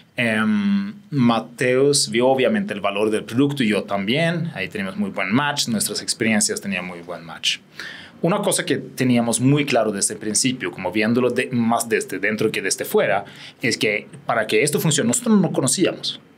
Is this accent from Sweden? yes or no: yes; Sweden; Spanish is a second language; moved away as an adult; also born or lived in England / Spain / London / Sao Paulo; yo soy sueco